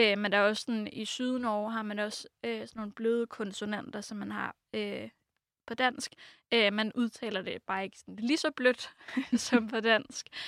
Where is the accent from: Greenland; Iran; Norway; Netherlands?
Norway; Oslo; first language Norwegian; Danish is a second language; moved away as an adult; also born or lived in France; now in Denmark; jeg er fra Oslo